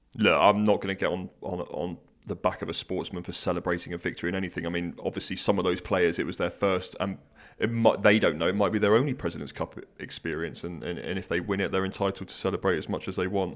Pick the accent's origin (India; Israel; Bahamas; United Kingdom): United Kingdom; I'm British